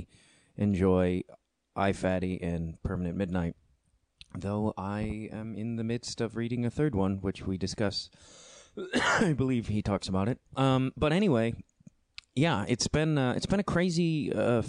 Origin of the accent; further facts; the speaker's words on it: Chicago, Illinois, United States; being a Chicagoan